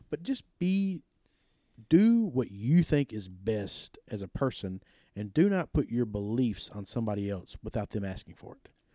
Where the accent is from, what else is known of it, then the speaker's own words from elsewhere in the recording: South Pontotoc County, Mississippi, United States; I'm from South Pontotoc.